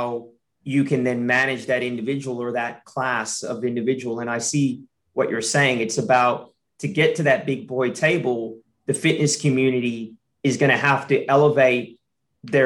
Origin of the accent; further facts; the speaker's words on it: United States; now in Australia; I'm American.